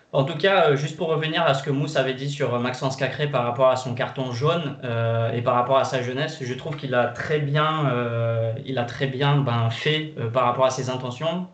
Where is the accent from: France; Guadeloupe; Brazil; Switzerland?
Brazil; je suis brésilien